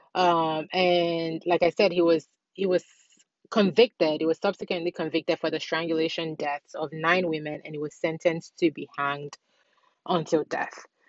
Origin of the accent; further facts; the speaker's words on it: Nigeria; also born or lived in Ghana; I'm born and raised in Nigeria